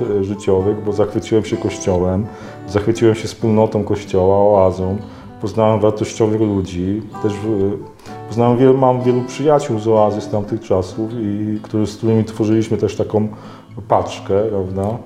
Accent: Myszków, Silesian Voivodeship, Poland; moved away as an adult; now in Toruń, Poland; wychowałem się w bardzo prężnej takiej parafii duszpasterskiej w Myszkowie, na Mijaczowie

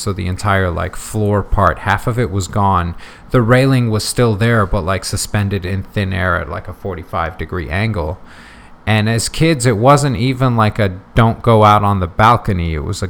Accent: United States; English is a second language; Then growing up in the States, so always being around languages, like I'm fortunate enough

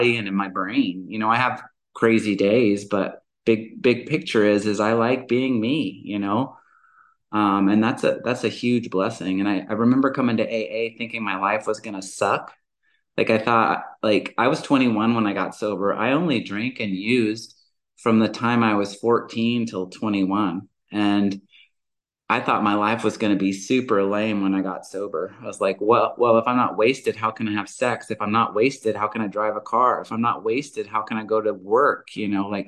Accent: the South, United States; moved away; also born or lived in Georgia / Alabama / Montana; And I'm originally from the South. I was born and raised in Georgia and Alabama.

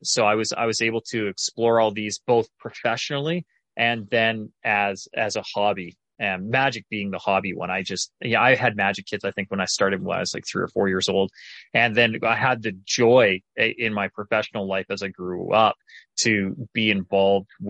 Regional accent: Calgary, Alberta, Canada; I was born and raised in Calgary, Alberta, Canada.

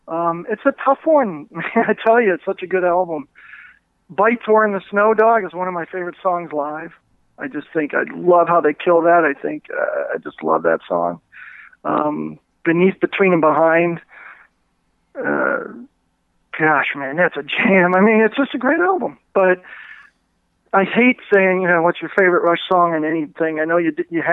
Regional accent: Cleveland, Ohio, United States; I was born and raised in Cleveland

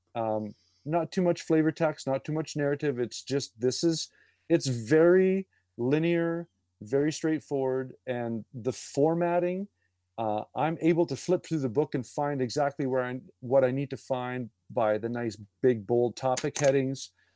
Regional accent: Canada; being Canadian

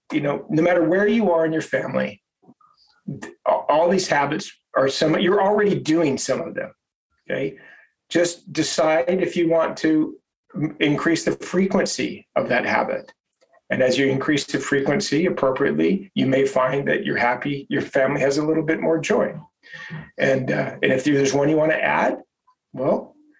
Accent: Holladay, Utah, United States; I grew up in Holiday, Utah, which is a suburb of Salt Lake City.

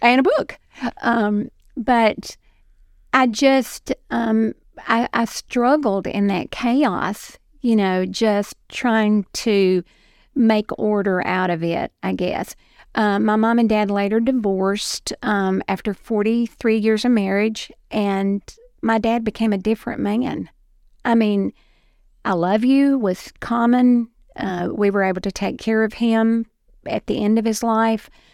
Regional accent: Dixon, Tennessee, United States; also born or lived in Florida; I was born and raised in Dixon, right off of Highway forty-eight

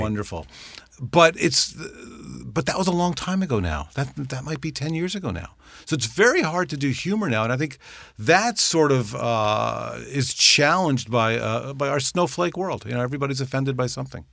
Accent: New York, United States; I grew up in New York

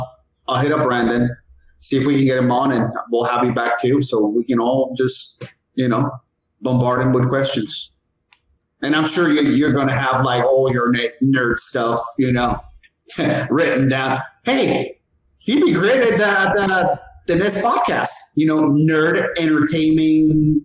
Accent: Jamaica; I'm Jamaican, so I gotta keep the lights on.

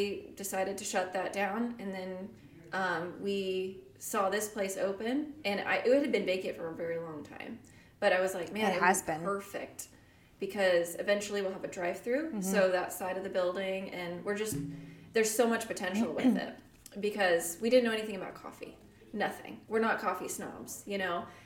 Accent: Las Vegas, Nevada, United States; moved away as an adult; now in Pleasant Hill, United States; I'm from Vegas, so I was born and raised there.

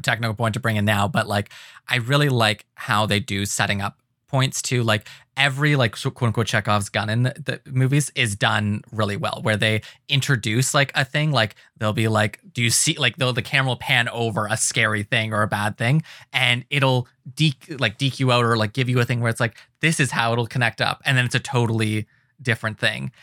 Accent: Ontario, Canada; we're always branding ourselves as Canadian, Ontario

